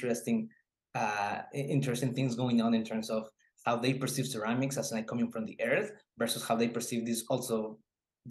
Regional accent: Oaxaca, Mexico; moved away; I'm originally from Oaxaca, but I live half of my life in a very same similar area as the one that I was working on

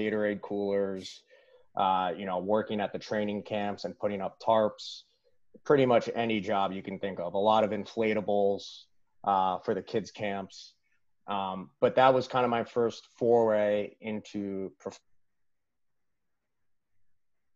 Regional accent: Port Washington, New York, United States; So I grew up in Long Island, a town called Port Washington. So Long Island, New York, right outside of New York City and Manhattan.

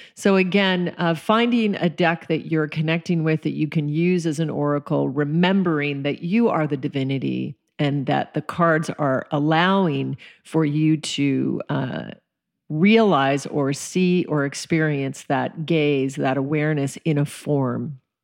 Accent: Colorado, United States; also born or lived in Alaska; I was raised in Colorado and Alaska, um, spent most of my childhood in the forests

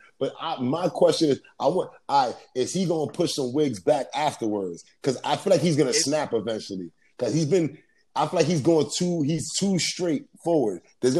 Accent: New York, United States; as a New Yorker

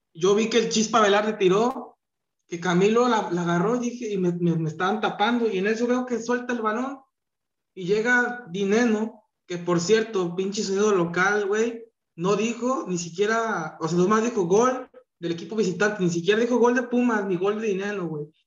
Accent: Jalisco, Mexico; yo soy de Jalisco

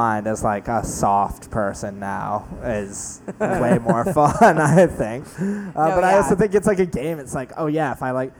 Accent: New York City, New York, United States; I grew up in Battery Park

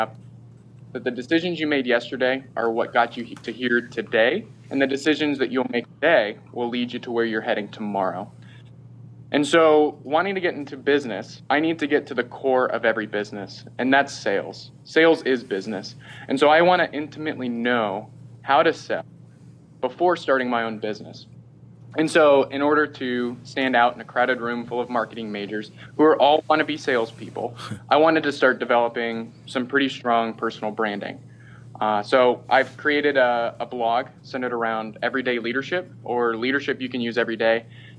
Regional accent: Florida, United States; also born or lived in Seattle; So I grew up in Florida and in the Seattle area, and ultimately ended up deciding to go to the University of Florida.

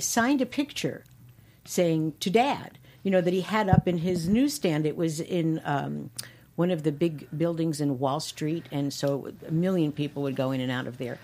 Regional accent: New York City, New York, United States; moved away; growing up in Brooklyn

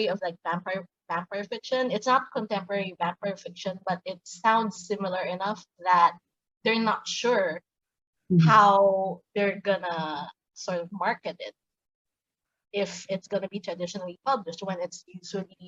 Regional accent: Manila, Metro Manila, Philippines; I grew up in Manila, Philippines, and I'm still living here

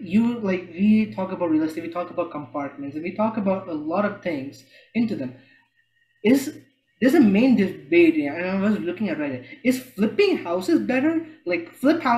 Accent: Jeddah, Makkah Province, Saudi Arabia; I'm from Jeddah

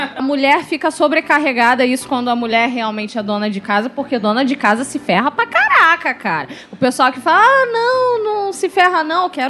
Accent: Rio de Janeiro, Brazil; sou da Ilha do Governador

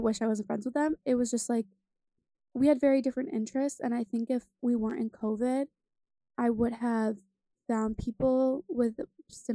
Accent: New York, United States; I'm from New York

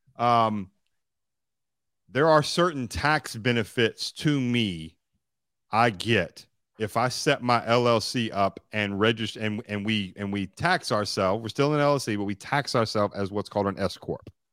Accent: Bowling Green, Kentucky, United States; my hometown called Western Kentucky University

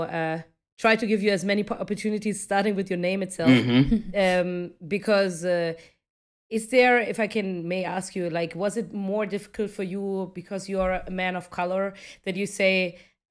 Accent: Stuttgart, Baden-Württemberg, Germany; moved away as an adult; now in India; I left my hometown, Stuttgart, which is a town in Germany. I'm from Germany.

